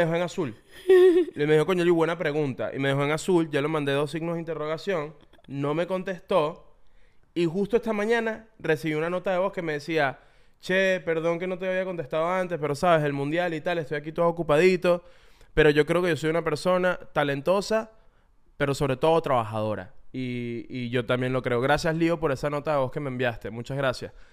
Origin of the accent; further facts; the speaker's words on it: Venezuela; uno creció con eso